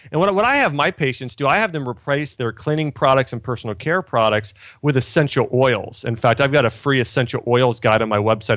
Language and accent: English; Ohio, United States; I grew up in Ohio